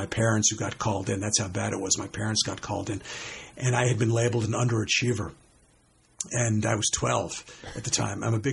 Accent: Scarsdale, New York, United States; I grew up in Scarsdale, New York.

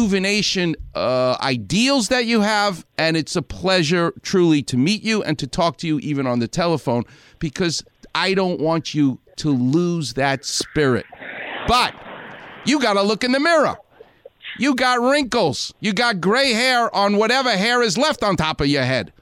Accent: New York, United States; now in Los Angeles, United States; I'm a New Yorker

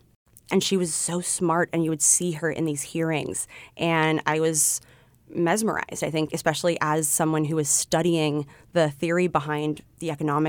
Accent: Los Altos, California, United States; now in San Francisco, United States; I grew up right here in Los Altos, so about 45 minutes south of the city

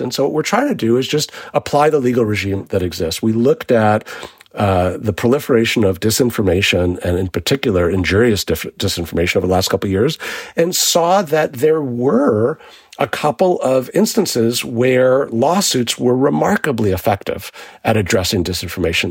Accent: New York City, New York, United States; I grew up in New York City in the 1980s

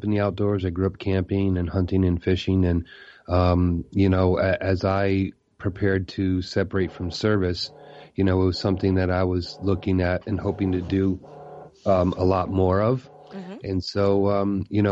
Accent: Massachusetts, United States; I actually grew up in Massachusetts

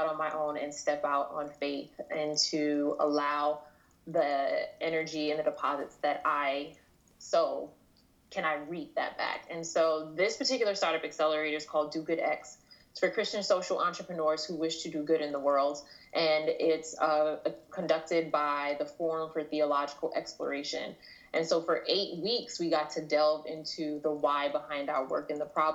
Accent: New York City, New York, United States; first language English; I grew up in Queens, New York

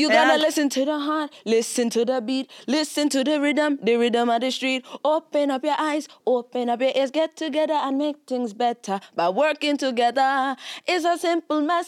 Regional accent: New York City, New York, United States; growing up in Brooklyn

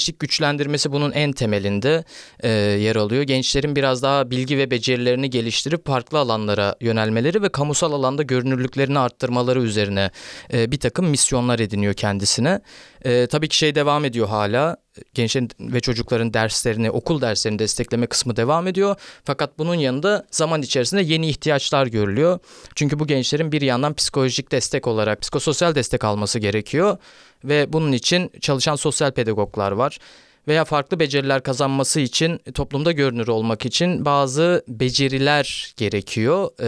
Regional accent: Istanbul, Turkey; ben İstanbul'da doğdum büyüdüm ve e, 15 yaşına kadar böyle bir e, Ali Beyköy denen bir yerdeydim ve orası biraz daha e, o zamanlarda da e, ufak ufak getto bir yerdi.

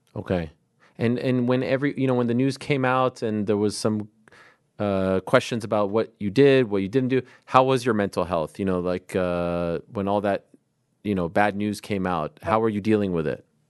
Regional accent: Canada; now in New York, United States; my country, Canada

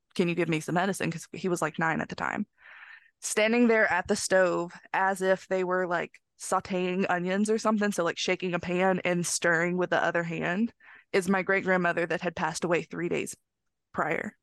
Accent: northern Mississippi, United States; this house is in northern Mississippi

